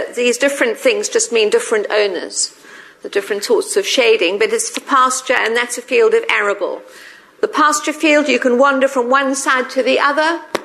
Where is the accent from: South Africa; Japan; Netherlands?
South Africa; moved away as an adult; now in United Kingdom; I'm South African.